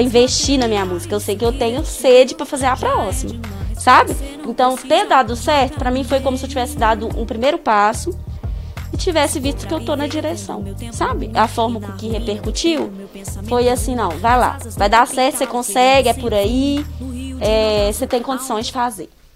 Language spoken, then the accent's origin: Portuguese; Pará de Minas, Minas Gerais, Brazil; moved away as an adult; also born or lived in Belo Horizonte; E a pandemia me trouxe de volta, assim, para Pará de Minas, para fazer o ensino remoto